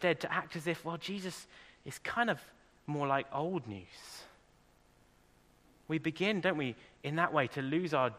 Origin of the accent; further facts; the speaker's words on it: England, United Kingdom; now in Ireland; I'm English